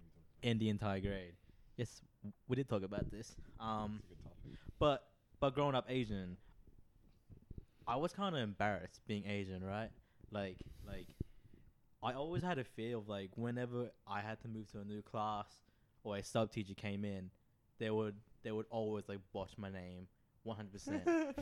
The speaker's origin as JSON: {"language": "English", "region": "Phnom Penh", "country": "Cambodia", "tie": "born there", "said": "I was born in Phnom Penh."}